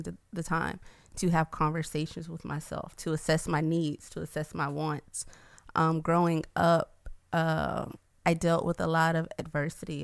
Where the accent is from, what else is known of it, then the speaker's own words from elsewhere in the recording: Atlanta, Georgia, United States; moved away as an adult; now in Baton Rouge, United States; I'm originally from Atlanta